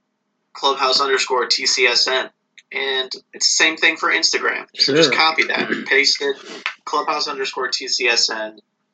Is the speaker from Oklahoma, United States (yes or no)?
no; Cincinnati, Ohio, United States; my hometown team, Cincinnati Bengals.